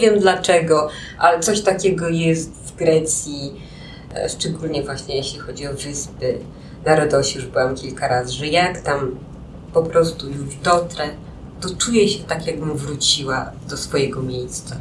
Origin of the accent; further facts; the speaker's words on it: Białystok, Podlaskie Voivodeship, Poland; moved away as an adult; also born or lived in Łódź; now in Warsaw, Poland; W Białymstoku, do Białego Stoku przenieśliśmy się z rodzicami, kiedy miałam 9 lat